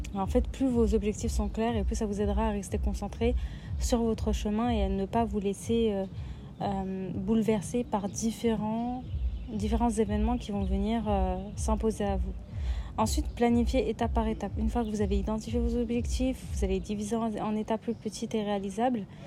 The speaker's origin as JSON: {"language": "French", "town": "Lyon", "region": "Auvergne-Rhône-Alpes", "country": "France", "said": "moi je viens de Lyon"}